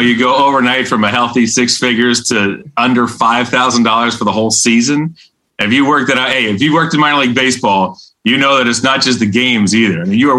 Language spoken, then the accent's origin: English; Western Pennsylvania, United States; moved away; I'm from Western Pennsylvania, right? So there's no NBA team there. I grew up watching the Penguins.